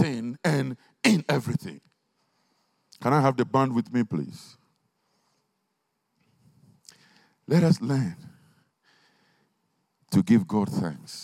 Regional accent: Ghana; now in Stevenage, United Kingdom; When we were growing up in Ghana in those days

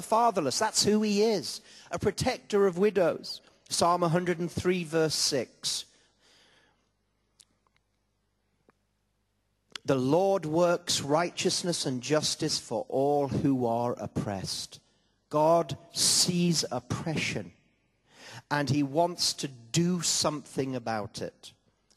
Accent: Gateshead, North East England, United Kingdom; I was born in Gateshead

